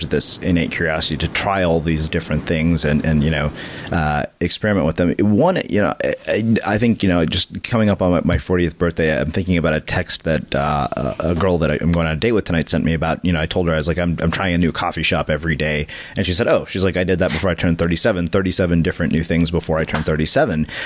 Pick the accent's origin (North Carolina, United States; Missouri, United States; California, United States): California, United States; Los Angeles; I grew up in Los Angeles.